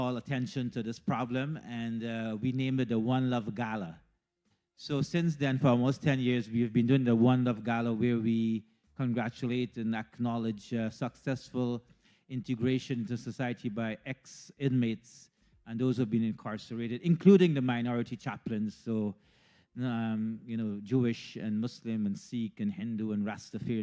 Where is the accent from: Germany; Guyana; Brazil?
Guyana; moved away as an adult; also born or lived in India; now in Canada; I was born in Guyana, and to be brief, my education was at Queen's College in Guyana